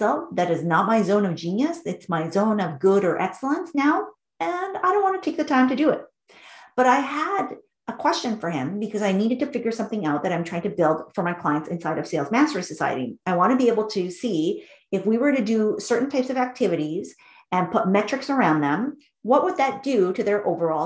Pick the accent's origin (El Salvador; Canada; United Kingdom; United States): Canada; Vancouver, British Columbia; I grew up in Vancouver, British Columbia, which is a city in Canada.